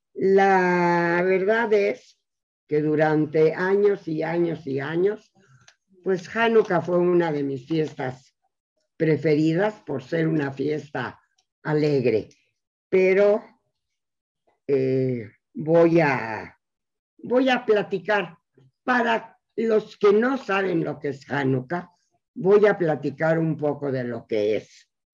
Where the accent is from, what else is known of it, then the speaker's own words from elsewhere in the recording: Mexico; los que estamos aquí en México, somos judíos mexicanos o mexicanos judíos